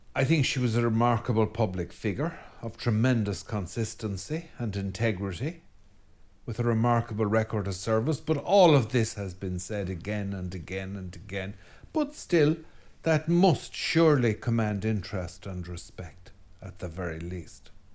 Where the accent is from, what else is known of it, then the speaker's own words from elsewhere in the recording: Ireland; as an Irish Catholic.